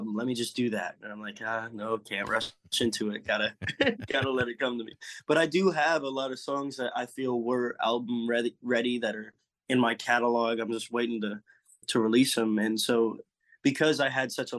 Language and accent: English; California, United States; also born or lived in Eugene, Oregon; now in Nashville, United States; I'm a Californian